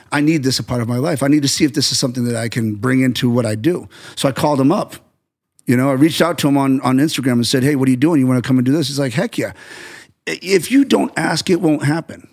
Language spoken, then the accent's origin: English; United States